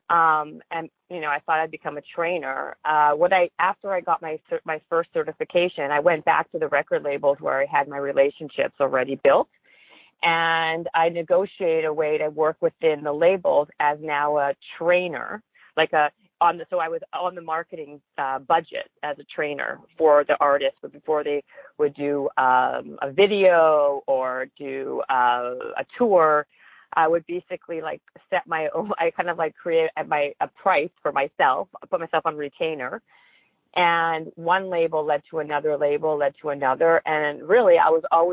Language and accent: English; Winnipeg, Manitoba, Canada; moved away as an adult; also born or lived in Toronto, Canada; now in Los Angeles, United States; I'm Canadian, and in a small town called Winnipeg, Manitoba